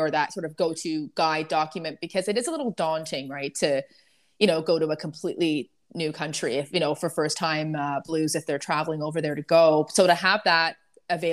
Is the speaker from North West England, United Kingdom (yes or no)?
yes; Merseyside, North West England, United Kingdom; moved away; I'm from Merseyside originally, and I was born there